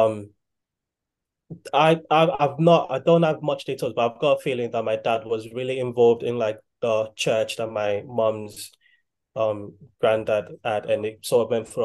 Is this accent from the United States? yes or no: no; Nigeria; now in United Kingdom; I'm Nigerian